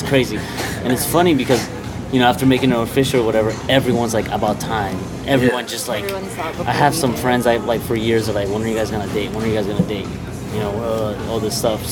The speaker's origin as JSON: {"language": "English", "country": "Mexico", "tie": "born or raised there", "moved": "yes", "said": "my hometown in Mexico"}